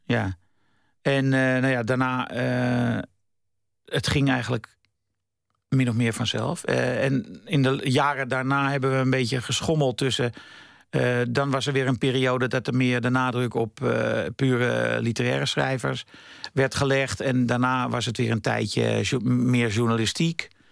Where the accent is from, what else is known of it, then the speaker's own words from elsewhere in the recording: Amsterdam, North Holland, Netherlands; ik kom uit Amsterdam-West. Dat is een soort lower class